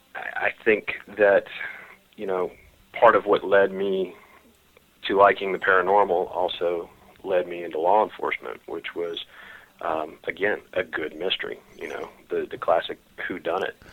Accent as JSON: {"language": "English", "town": "Richmond", "region": "Virginia", "country": "United States", "tie": "born or raised there", "said": "I, um, was born and raised in Richmond"}